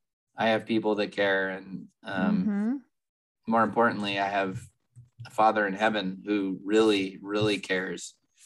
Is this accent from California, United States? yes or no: yes; California, United States; We're from California.